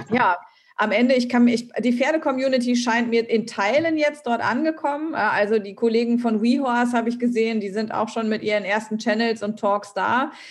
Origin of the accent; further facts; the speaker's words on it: Thuringia, Germany; Also geht es mir auch, ich komme aus Thüringen.